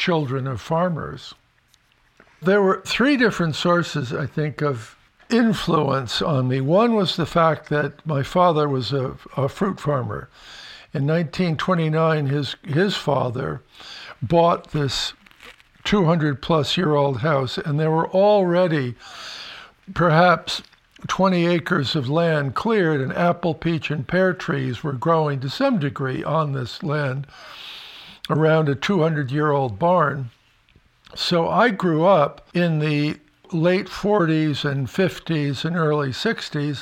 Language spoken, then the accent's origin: English; Connecticut, United States; now in Vermont, United States; the kind of house that I grew up on in Connecticut.